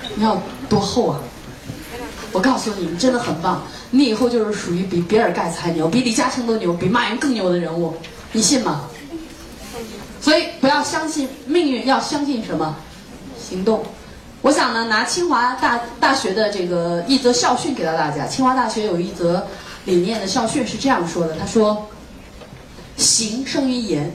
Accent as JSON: {"language": "Chinese", "country": "China", "said": "我作为一个中国人"}